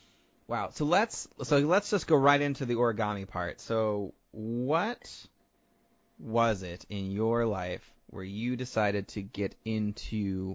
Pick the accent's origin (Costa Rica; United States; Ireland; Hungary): United States; South Bend, Indiana; I grew up in Northern Indiana, in South Bend. So I'm very familiar with the lower western part of Michigan.